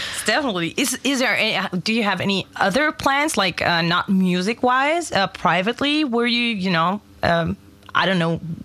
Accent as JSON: {"language": "English", "country": "Germany", "tie": "born or raised there", "second_language": "English", "said": "I'm born and raised in Germany"}